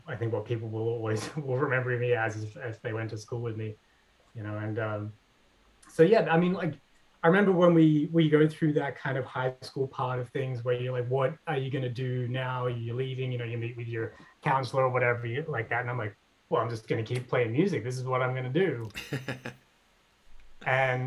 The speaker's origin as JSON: {"language": "English", "town": "Sydney", "region": "New South Wales", "country": "Australia", "tie": "born or raised there", "also_born_or_lived": "Wahroonga", "moved": "as an adult", "lives_now": "United States", "said": "I grew up in the in Hornsby Heights, you know, the New York of the northern suburbs of Sydney"}